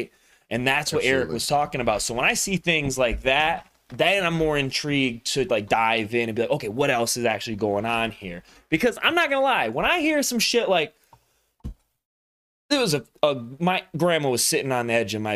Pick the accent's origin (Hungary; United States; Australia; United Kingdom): United States; the South; I grew up in the South